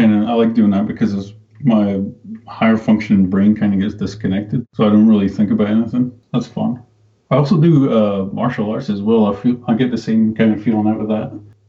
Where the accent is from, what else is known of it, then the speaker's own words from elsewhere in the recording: Scotland, United Kingdom; because I'm Scottish.